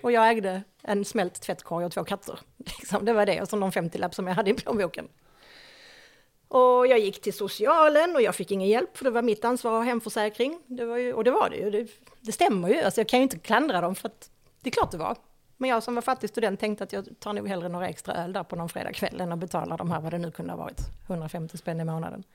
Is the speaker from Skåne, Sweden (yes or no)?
yes; Höllviken, Skåne, Sweden; also born or lived in Malmö; jag är född i Malmö. Bodde där de första par åren av mitt liv och sen så flyttade vi till Höllviken